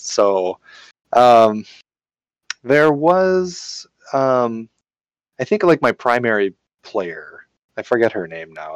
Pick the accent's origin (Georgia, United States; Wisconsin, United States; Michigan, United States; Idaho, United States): Wisconsin, United States; Marshfield; also born or lived in Madison; I'm from Marshfield. You know, there's like nothing going on up there